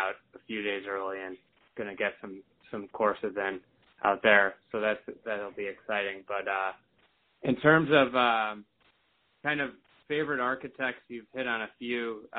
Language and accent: English; Chicago, Illinois, United States; as a Chicagoan